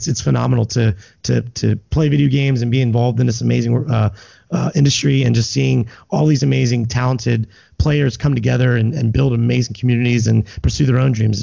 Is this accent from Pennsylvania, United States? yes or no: yes; Lancaster, Pennsylvania, United States; now in Philadelphia, United States; I grew up in Lancaster and now I live here in Philadelphia.